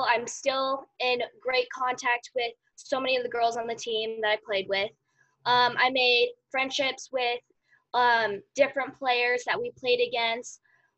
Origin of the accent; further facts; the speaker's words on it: Overland Park, Kansas, United States; I'm from Overland Park, Kansas